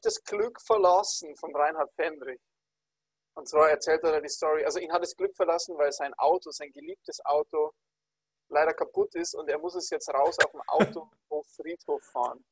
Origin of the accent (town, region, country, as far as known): Bavaria, Germany